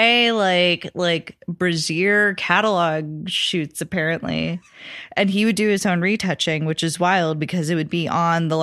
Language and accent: English; Akron, Ohio, United States; moved away as an adult; also born or lived in Austin; now in New York, United States; I grew up in Akron.